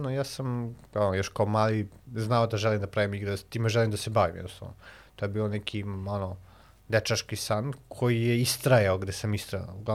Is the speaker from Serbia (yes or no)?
yes; Alibunar, Vojvodina, Serbia; moved away as an adult; also born or lived in Belgrade / Novi Sad; Ja sam se vratio kod mojih roditelja u Alibunaru, dakle sam rodom iz Alibunara